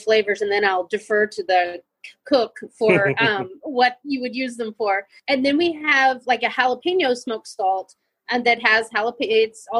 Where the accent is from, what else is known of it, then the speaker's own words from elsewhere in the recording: Texas, United States; we're from Texas. So, close to New Mexico